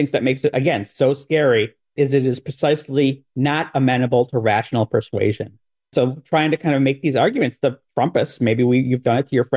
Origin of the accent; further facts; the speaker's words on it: Chicago, Illinois, United States; my hometown of Chicago